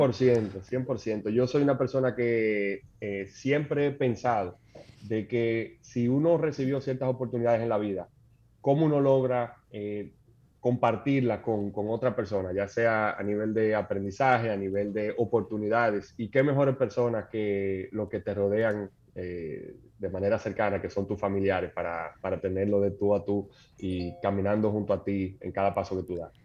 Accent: Santo Domingo, Distrito Nacional, Dominican Republic; Yo nací en Santo Domingo, mis padres también

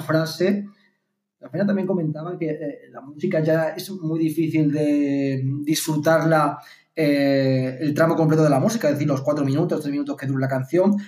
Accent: Martos, Andalusia, Spain; moved away; me iba a al ciber de allí del pueblo, en el caso Martos, eh, a escuchar eh, Cadena Ser eh, online porque mm, no sé por qué motivo la FM de la Ser no funcionaba en mi pueblo

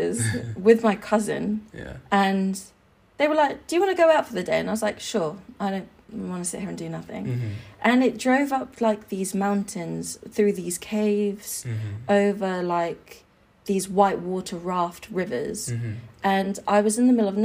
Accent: Suffolk, East of England, United Kingdom; I was raised here in London. No, mm-hmm. not London, Suffolk in the UK

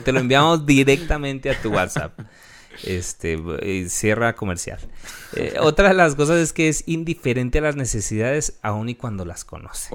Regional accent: Mexico; nosotros como mexicanos

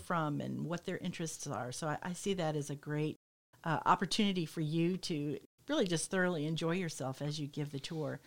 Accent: Michigan, United States; moved away; I come from Michigan where it's, it's flat as a pancake

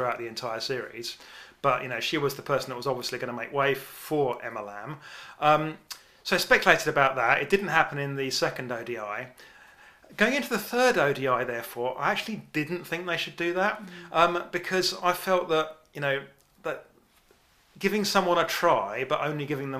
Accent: England, United Kingdom; we're English

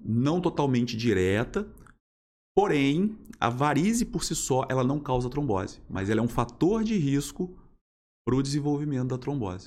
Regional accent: Volta Redonda, Rio de Janeiro, Brazil; also born or lived in Niterói; Sou, sou nascido em Volta Redonda

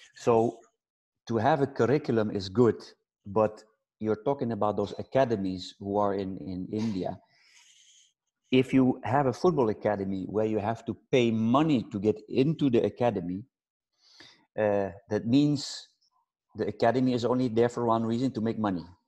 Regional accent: Netherlands; I'm from Holland

